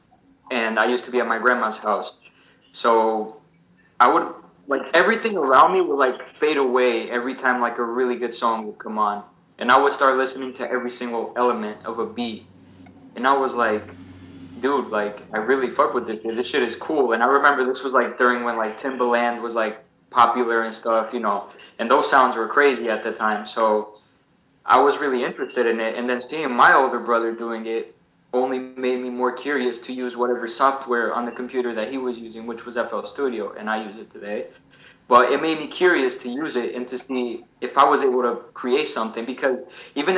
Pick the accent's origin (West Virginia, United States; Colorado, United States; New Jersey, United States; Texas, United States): New Jersey, United States; Newark; also born or lived in Portugal; I've lived in Newark ever since then.